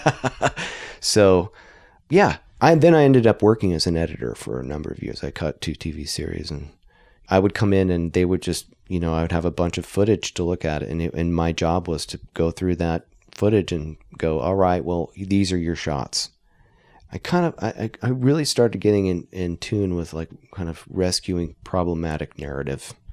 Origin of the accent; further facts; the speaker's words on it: Idaho, United States; we're from Idaho